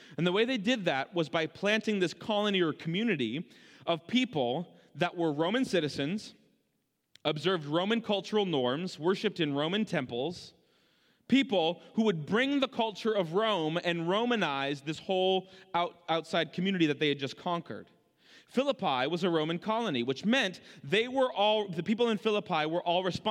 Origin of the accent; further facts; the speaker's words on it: Canada; born there; I was born in Canada, so I was, or still, maybe still am, a Canadian and American citizen.